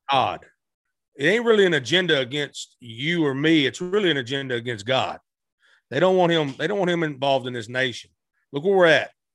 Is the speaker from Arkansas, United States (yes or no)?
yes; Blytheville, Arkansas, United States; also born or lived in Tennessee / West Memphis, Arkansas; I was born in Tennessee, raised in Arkansas